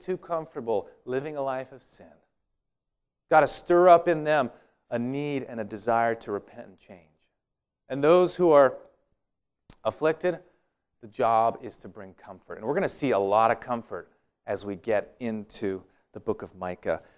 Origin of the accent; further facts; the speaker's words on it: Walla Walla, Washington, United States; where I grew up in Walla Walla